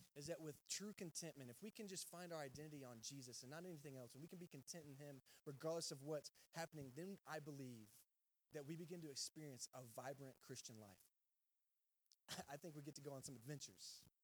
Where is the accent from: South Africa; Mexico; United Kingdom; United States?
United States; Texas; moved away as an adult; also born or lived in Georgia; I'm from Texas